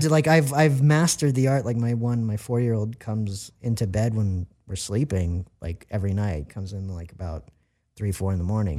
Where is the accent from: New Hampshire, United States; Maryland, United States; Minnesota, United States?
Maryland, United States; moved away as an adult; also born or lived in Virginia / Washington, D.C.; now in Los Angeles, United States; I'm from Maryland, um, Virginia area, D C.